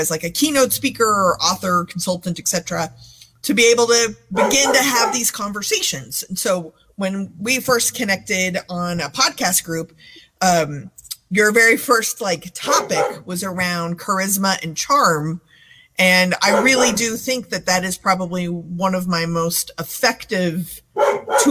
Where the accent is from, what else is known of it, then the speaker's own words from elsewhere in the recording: Texas, United States; I grew up in Texas with a very funny family